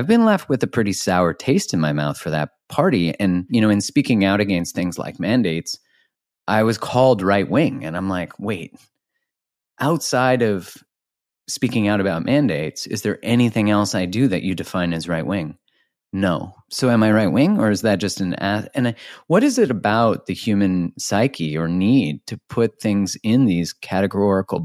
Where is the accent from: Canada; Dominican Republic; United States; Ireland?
Canada; I'm Canadian